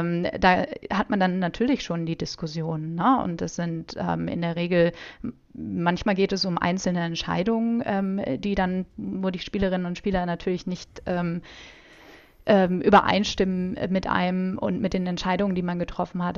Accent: Germany; mich auch als Deutsche

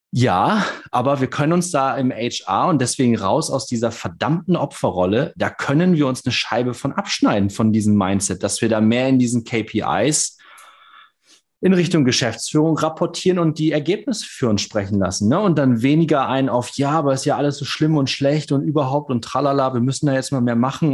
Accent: Cloppenburg, Lower Saxony, Germany; ich bin in Kloppenburg groß geworden

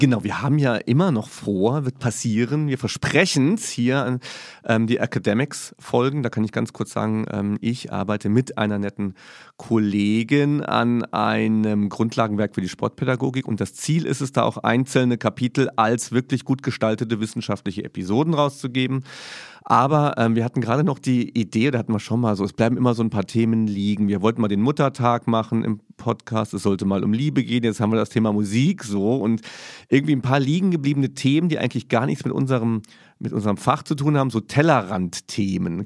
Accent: Saarland, Germany; Ich als Saarländer

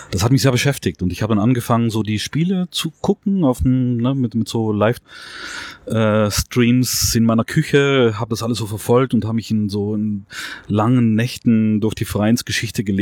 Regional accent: South Tyrol, Trentino-Alto Adige, Italy; also born or lived in Vienna / Netherlands / Spain; now in Berlin, Germany; Ähm, ich komme aus Südtirol.

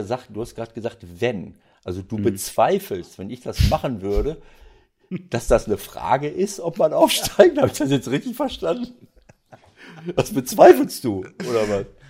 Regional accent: Bielefeld region, North Rhine-Westphalia, Germany; now in Mönchengladbach, Germany; Bielefeld würde mir das Herz bluten äh, aus meiner Heimatregion

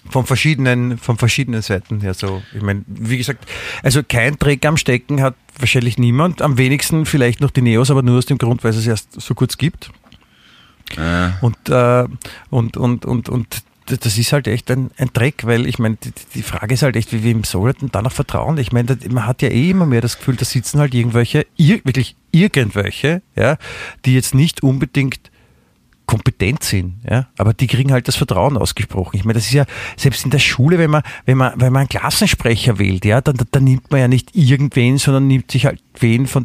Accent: Vienna, Austria; Und da darf man auch, als Wiener darf man auch Motschkan verdammt noch einmal, ja.

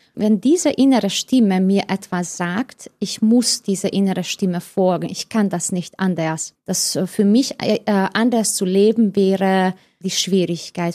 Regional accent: Hungary; German is a second language; moved away as an adult; ich bin in Ungarn geboren in genau 1979 in das Sozialismus sozusagen

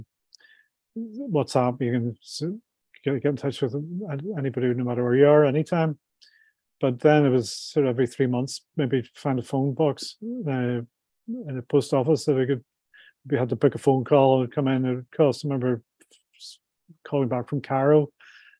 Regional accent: Belfast, Northern Ireland, United Kingdom; moved away as an adult; also born or lived in Dubai / London; I was brought up in Belfast in the 70s

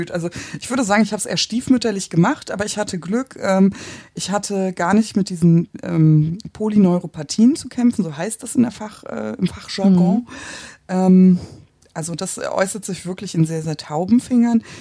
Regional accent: Hamburg, Germany; ich komme aus Hamburg. Ähm, wir haben es nicht so mit Bergen. Ich wohne am Stadtrand, also im Prinzip Grenze an Grenze zur schleswig-holsteinischen Einöde.

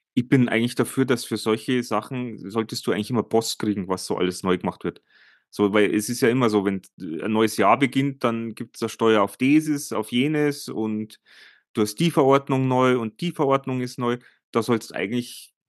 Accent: Germany; bei uns in Deutschland

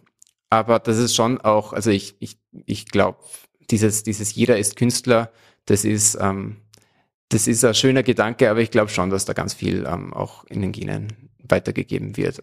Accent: Salzburg, Austria; Ich komme aus Salzburg und bin auch seit, seit meiner Geburt in Salzburg geblieben

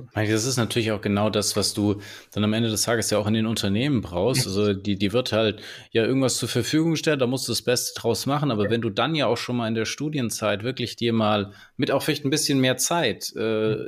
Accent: Swabia, Germany; jetzt komme ich hier so aus dem Schwäbischen

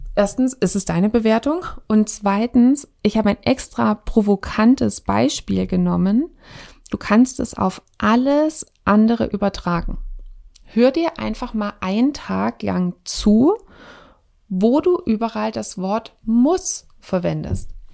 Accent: Swabia, Germany; wir kommen aus dem Schwabenland.

